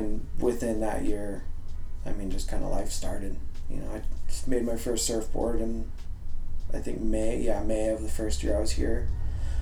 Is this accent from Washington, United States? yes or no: yes; Seattle, Washington, United States; moved away as an adult; now in California, United States; I was born and raised in Seattle, Washington